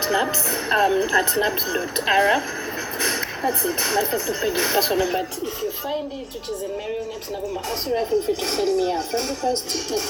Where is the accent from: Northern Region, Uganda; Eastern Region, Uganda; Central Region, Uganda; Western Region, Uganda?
Central Region, Uganda; Mukono; I grew up in Mukono.